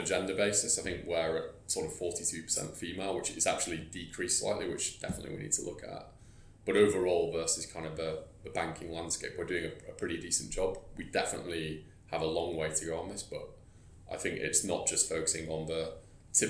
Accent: the north of England, United Kingdom; I say this as a Northerner

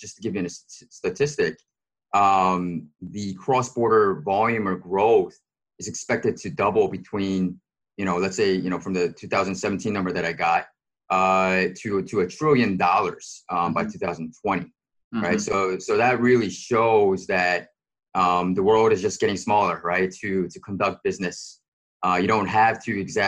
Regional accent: United States; now in Hong Kong; being a foreigner, being an American guy

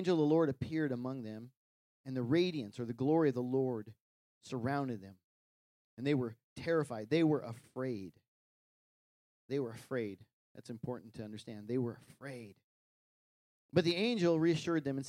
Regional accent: Wyoming, United States; growing up in Wyoming, you know, we took care of some cattle

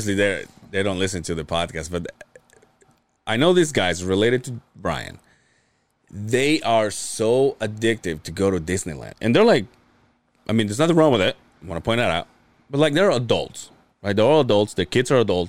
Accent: Mexico; born or raised there; moved away

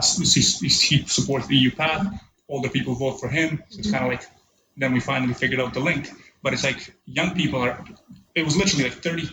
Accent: Canada; moved away; I was born in Canada and I spent a good chunk of my life there.

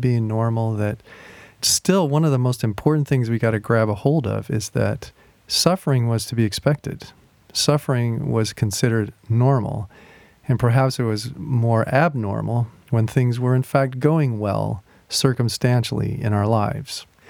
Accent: United States; as American Christians

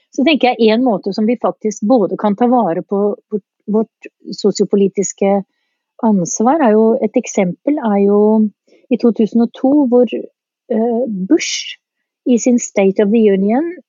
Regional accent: Eastern Norway, Norway; accent: østlending (Eastern Norwegian); jeg er østlending

